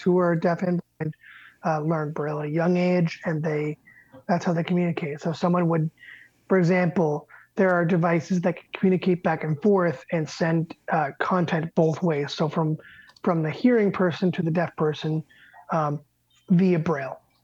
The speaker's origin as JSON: {"language": "English", "town": "Medway", "region": "Massachusetts", "country": "United States", "tie": "born or raised there", "said": "I grew up in Medway, Mass"}